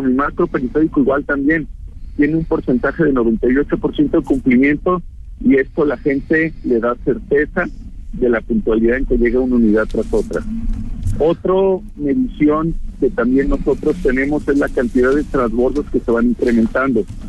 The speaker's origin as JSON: {"language": "Spanish", "town": "Guadalajara", "region": "Jalisco", "country": "Mexico", "said": "yo de verdad como tapatío"}